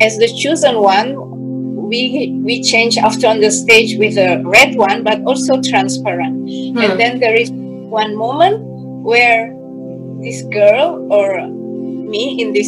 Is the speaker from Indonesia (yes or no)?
yes; Indonesia; now in Germany; I'm from Indonesia